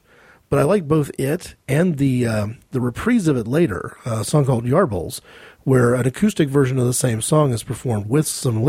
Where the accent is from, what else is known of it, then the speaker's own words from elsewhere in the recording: United States; as an American